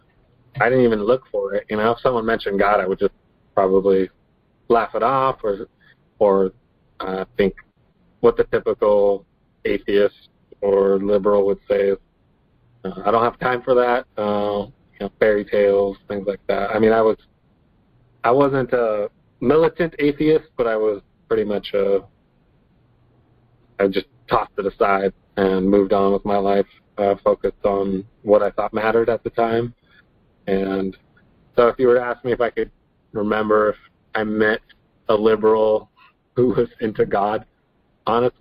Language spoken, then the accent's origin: English; Washington, United States; I was born in Washington, lived here my whole life